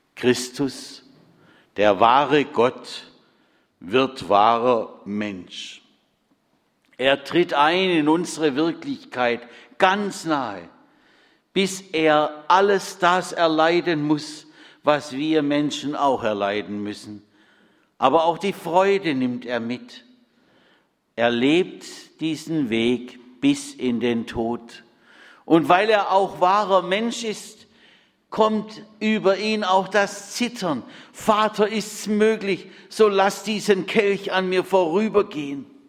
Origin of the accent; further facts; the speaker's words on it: Bad Friedrichshall, Baden-Württemberg, Germany; in Bad Friedrichshain-Kochendorf, meinem Heimatort